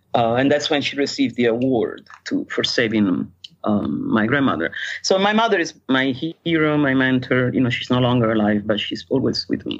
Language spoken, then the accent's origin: English; Rome, Lazio, Italy; moved away; I was born in Rome